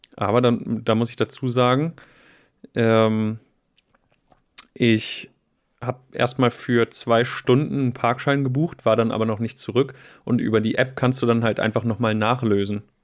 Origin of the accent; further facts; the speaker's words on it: Wolfsburg, Lower Saxony, Germany; Wolfsburg hatte eine Zeit lang auch ganz schön krasse Ecken